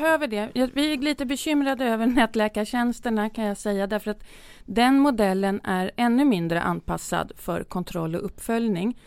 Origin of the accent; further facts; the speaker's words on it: Södertälje, Stockholm County, Sweden; Jag är uppväxt i Södertälje